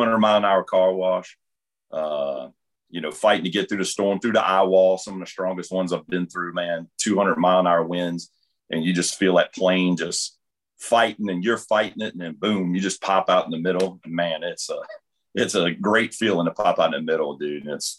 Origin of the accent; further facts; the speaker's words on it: New Orleans, Louisiana, United States; also born or lived in Mississippi; I grew up in New Orleans. You know, one day my dad's like, hey, we're moving to Mississippi.